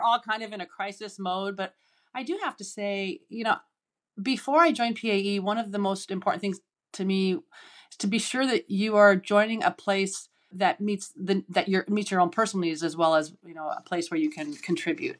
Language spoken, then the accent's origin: English; Seattle, Washington, United States; I grew up in Seattle, and I'm the youngest of six children